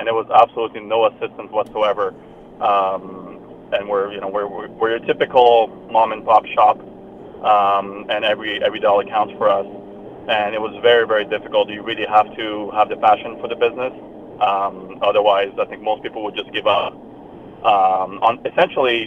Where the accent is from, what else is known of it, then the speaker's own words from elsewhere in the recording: France; now in Calgary, Canada; I'm originally from France